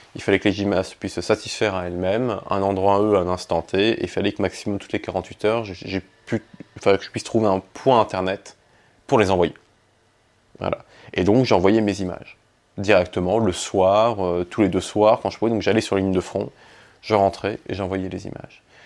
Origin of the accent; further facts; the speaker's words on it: Nîmes, Occitania, France; moved away as an adult; also born or lived in Egypt; now in Paris, France; j'ai grandi en fait entre, entre l'Égypte et la France. J'ai été élevé par mon père en Égypte et mes grands-parents en France qui eux étaient dans le Gard à côté de Nîmes. D'ailleurs je suis né à Nîmes.